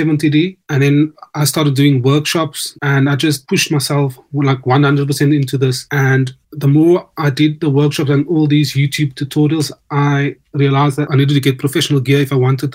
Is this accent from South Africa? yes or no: yes; South Africa; now in United Kingdom; Growing up in South Africa